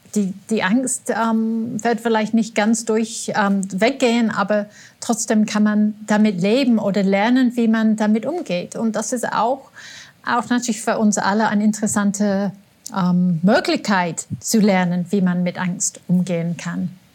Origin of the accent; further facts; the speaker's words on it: England, United Kingdom; now in Austria; als Engländerin